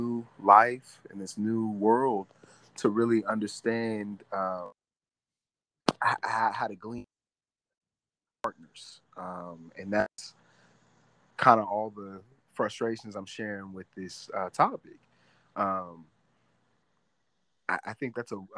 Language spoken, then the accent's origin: English; St. Louis, Missouri, United States; I'm from St. Louis